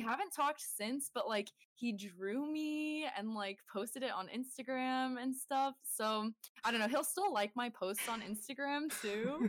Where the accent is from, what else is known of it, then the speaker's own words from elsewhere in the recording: Bay Area, California, United States; moved away as an adult; now in Sierra Nevada, United States; I moved away from the Bay Area where I grew up to the Sierra Nevadas